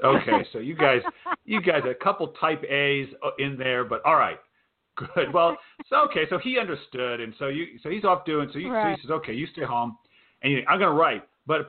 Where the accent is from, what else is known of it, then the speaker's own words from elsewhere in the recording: Providence, Rhode Island, United States; I grew up in Providence. We were talking beforehand. My parents were from Kansas City. They grew up in Kansas City.